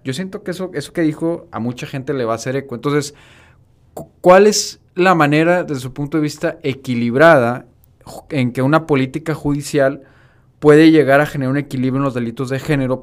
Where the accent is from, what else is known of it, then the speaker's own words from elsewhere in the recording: Mexico; como mexicano